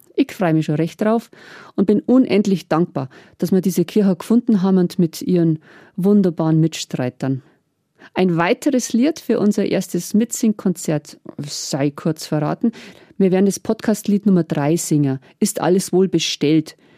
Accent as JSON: {"language": "German", "area": "Hurb", "region": "Bavaria", "country": "Germany", "tie": "born or raised there", "said": "In Hurb, in meinem Heimatdorf"}